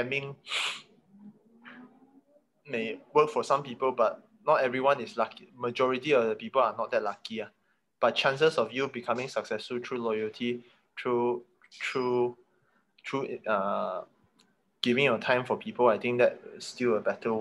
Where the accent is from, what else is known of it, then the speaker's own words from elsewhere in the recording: Kota Kinabalu, Sabah, Malaysia; also born or lived in Sandakan; I didn't have to grow up there. Because my dad was being posted in KK